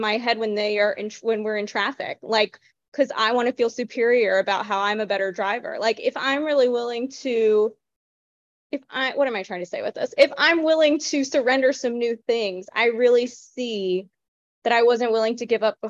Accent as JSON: {"language": "English", "region": "the Bible Belt", "country": "United States", "tie": "born or raised there", "said": "I grew up in the Bible Belt going to church like 6 days a week for hours for 18 years"}